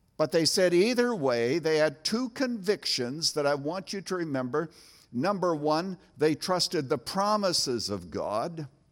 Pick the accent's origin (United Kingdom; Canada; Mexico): Canada; now in United States; as a boy growing up in Canada